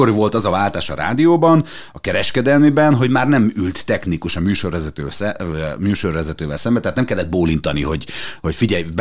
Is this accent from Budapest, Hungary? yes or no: no; Szekszárd, Tolna, Hungary; born there; Én szexádi születésű vagyok, és, és volt egy ilyen én nem mi hívnám tájszólásnak, de mégis.